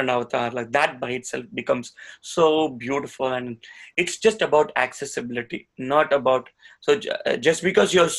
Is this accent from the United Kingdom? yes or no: no; India; I'm an Indian